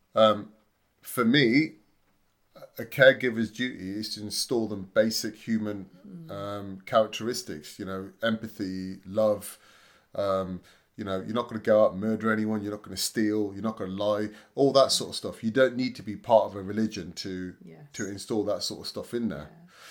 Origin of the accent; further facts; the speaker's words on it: Leamington Spa, West Midlands, United Kingdom; I'm from Leamington Spa